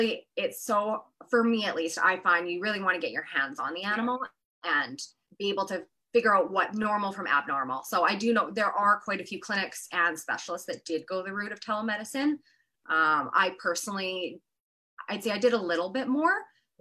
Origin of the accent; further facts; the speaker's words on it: Kelowna, British Columbia, Canada; moved away as an adult; also born or lived in Edinburgh, Scotland / California; I'm originally from Kelowna